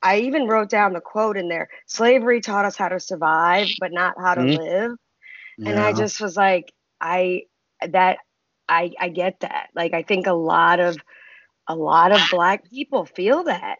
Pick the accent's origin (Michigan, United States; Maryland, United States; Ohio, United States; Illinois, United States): Maryland, United States; Baltimore; I grew up in Baltimore, but like you, middle class family.